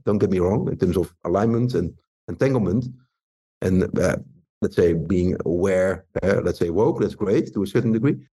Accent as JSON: {"language": "English", "town": "Rotterdam", "region": "South Holland", "country": "Netherlands", "tie": "born or raised there", "said": "Rotterdam, my hometown"}